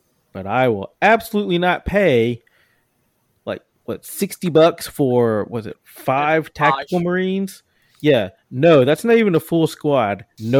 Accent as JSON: {"language": "English", "region": "Mississippi", "country": "United States", "also_born_or_lived": "Alabama", "moved": "as an adult", "lives_now": "Houston, United States", "said": "originally I'm from Mississippi, and then I moved to Texas by way of Alabama about 10 years ago."}